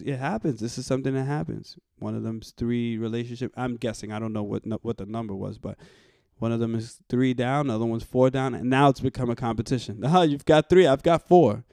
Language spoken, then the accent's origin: English; New York City, New York, United States; I was raised in the Bronx